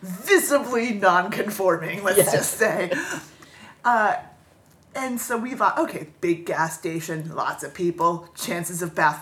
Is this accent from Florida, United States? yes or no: yes; Florida, United States; growing up in Florida, growing up in an area that's very heavily touristy